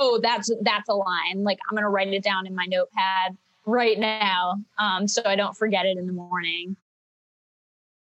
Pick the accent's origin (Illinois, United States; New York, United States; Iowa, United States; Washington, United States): Illinois, United States; Chicago; moved away as an adult; also born or lived in Boston; now in Los Angeles, United States; I grew up in Chicago